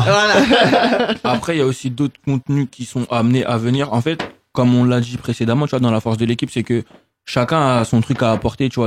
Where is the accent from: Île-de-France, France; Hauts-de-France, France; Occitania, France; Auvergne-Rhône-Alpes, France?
Île-de-France, France; Sarcelles; on vient peut-être de Sarcelles